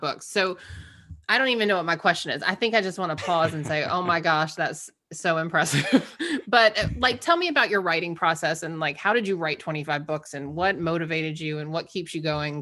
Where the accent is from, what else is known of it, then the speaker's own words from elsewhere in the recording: Georgia, United States; we grew up in Georgia, she's black, I'm white